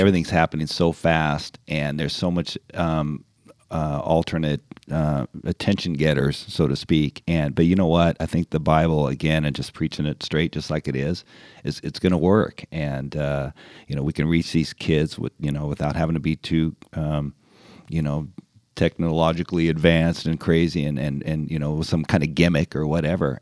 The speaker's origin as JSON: {"language": "English", "region": "California", "country": "United States", "tie": "born or raised there", "said": "I'm born and raised in California"}